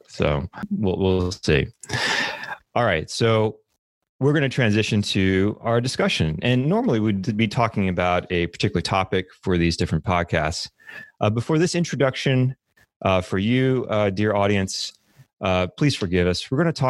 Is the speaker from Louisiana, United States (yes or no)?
yes; New Orleans, Louisiana, United States; moved away as an adult; now in Texas, United States; I did grow up in New Orleans. I was there till I was 18. And I moved over to Texas to study computer science at Texas A&M University.